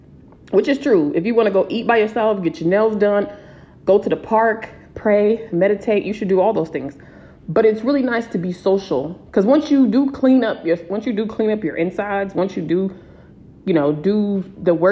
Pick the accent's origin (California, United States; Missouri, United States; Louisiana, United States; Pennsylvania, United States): California, United States; San Diego; moved away as an adult; I'm from San Diego